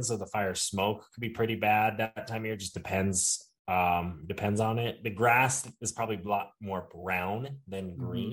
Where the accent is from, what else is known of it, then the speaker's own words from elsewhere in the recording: Montana, United States; growing up in Montana